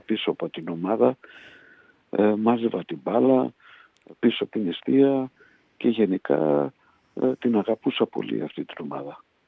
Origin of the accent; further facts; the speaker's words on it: Budapest, Hungary; moved away as an adult; also born or lived in Poland / Miskolc, Hungary; now in Greece; το 57 μετακομίσαμε στην Βουδαπέστη, στο, στο περιβόητο Ντόχανγκιαρο όπως το λέγαμε, ναι. το καπνεργοστάσιο που μένανε γύρω στα 2.000 Έλληνες. Εγώ ήμουν πιτσιρικάς, 7 χρονών ήμουν